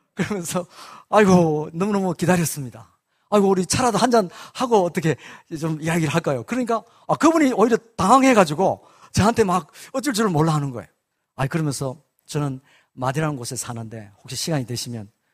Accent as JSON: {"language": "Korean", "country": "South Korea"}